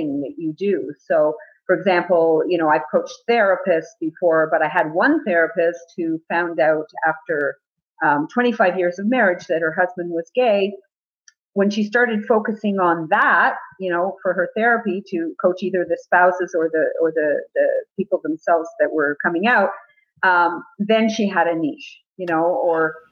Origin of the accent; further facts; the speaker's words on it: Jerusalem, Jerusalem District, Israel; I was born in Jerusalem